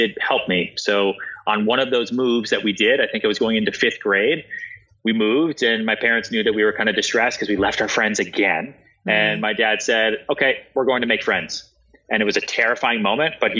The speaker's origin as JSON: {"language": "English", "area": "outside Boston", "region": "Massachusetts", "country": "United States", "tie": "born or raised there", "also_born_or_lived": "Texas / Long Island", "moved": "yes", "lives_now": "New York, United States", "said": "I was born in Texas and I lived a little bit in Long Island, but I basically grew up outside Boston"}